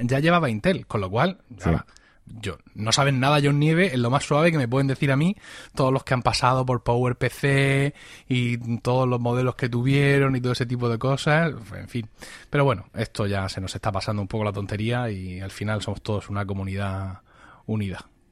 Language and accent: Spanish; Blanca, Region of Murcia, Spain; en mi pueblo, en, en Blanca, un pequeño pueblo de, de la región de Murcia